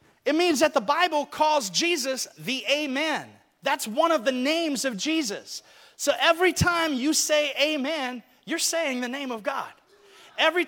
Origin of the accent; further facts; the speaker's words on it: Alabama, United States; moved away; when I was growing up in Alabama